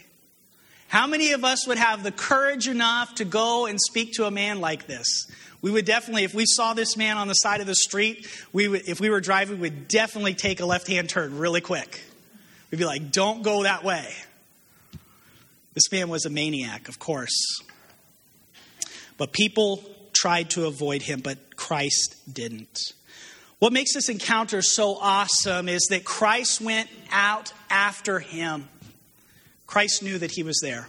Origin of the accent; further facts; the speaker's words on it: New Mexico, United States; moved away as an adult; I'm from New Mexico originally, and I lived there since I was 18 years old, grew up out there.